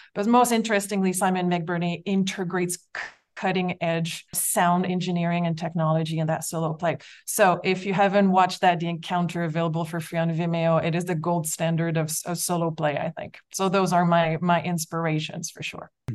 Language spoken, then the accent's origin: English; Quebec City, Quebec, Canada; my hometown of Quebec City